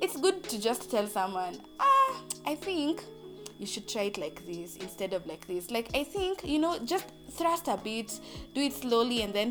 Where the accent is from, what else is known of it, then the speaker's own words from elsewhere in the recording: Athi River, Machakos County, Kenya; I'm from Athi River